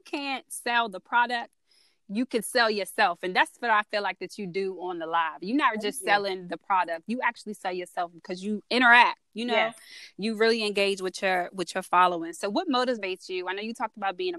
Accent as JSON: {"language": "English", "region": "Maryland", "country": "United States", "said": "I'm from Maryland"}